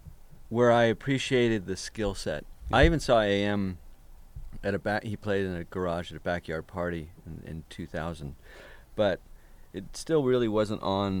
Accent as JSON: {"language": "English", "town": "Mammoth Lakes", "region": "California", "country": "United States", "tie": "born or raised there", "also_born_or_lived": "Los Angeles", "moved": "yes", "said": "growing up in Mammoth"}